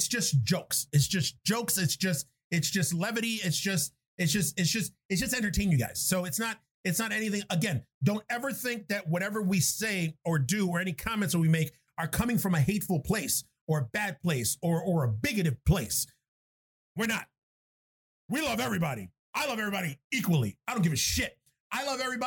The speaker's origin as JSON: {"language": "English", "town": "New York City", "region": "New York", "country": "United States", "tie": "born or raised there", "moved": "yes", "lives_now": "Buffalo, United States"}